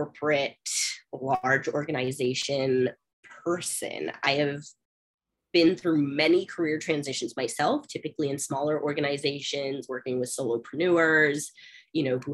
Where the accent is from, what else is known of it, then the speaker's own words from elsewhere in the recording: Bay Area, California, United States; now in Denver, United States; I'm from California. I grew up in the Bay Area